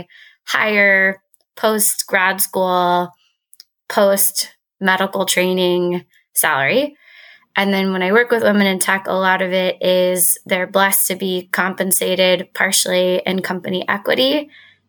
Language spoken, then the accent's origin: English; Texas, United States; I'm from Texas. And I think that coming back to Texas after business school